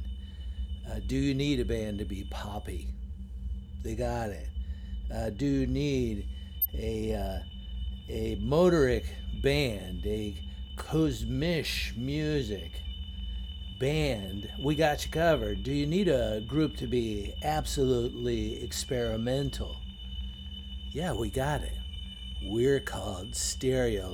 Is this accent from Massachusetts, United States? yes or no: no; Washington, District of Columbia, United States; my hometown of Washington, D.C.